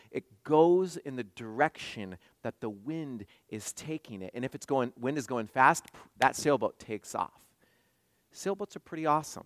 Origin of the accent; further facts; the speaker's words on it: West Coast, United States; moved away; I grew up on the West Coast